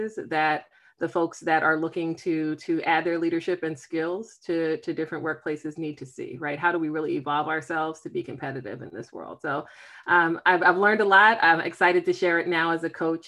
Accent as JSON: {"language": "English", "town": "Philadelphia", "region": "Pennsylvania", "country": "United States", "moved": "yes", "lives_now": "Silver Spring, United States", "said": "I am based in Silver Spring, Maryland. I'm originally from Philadelphia"}